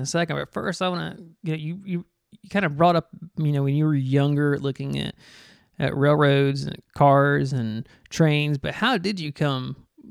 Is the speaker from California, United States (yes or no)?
no; Griffin, Georgia, United States; my hometown with the Griffin Regional Welcome Center